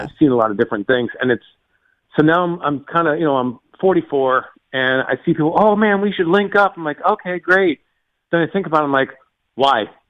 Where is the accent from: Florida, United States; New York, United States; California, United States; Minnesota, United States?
Florida, United States; Fort Lauderdale; moved away; I grew up on the East Coast of Florida